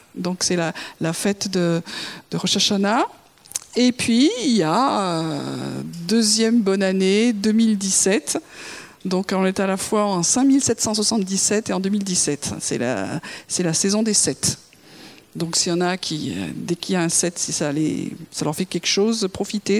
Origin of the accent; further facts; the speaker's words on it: France; je suis française